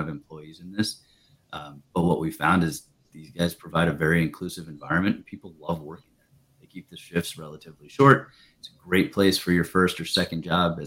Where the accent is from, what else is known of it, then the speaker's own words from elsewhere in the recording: Dover, New Hampshire, United States; Planet Fitness, which started in my hometown